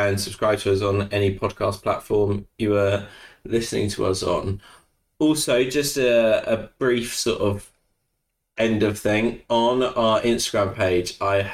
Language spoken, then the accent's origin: English; United Kingdom; I am a Brit